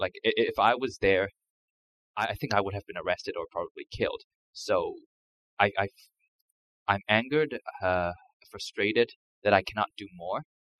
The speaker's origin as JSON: {"language": "English", "country": "Myanmar", "moved": "yes", "lives_now": "British Columbia, Canada", "said": "I am from Myanmar."}